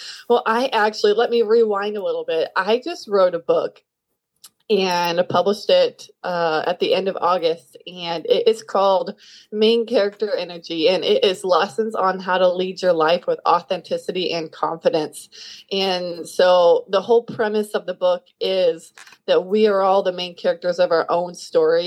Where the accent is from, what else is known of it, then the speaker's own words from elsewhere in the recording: Kansas City, Kansas, United States; I am from Kansas City, Kansas, which is right in the middle of the United States. I grew up on a farm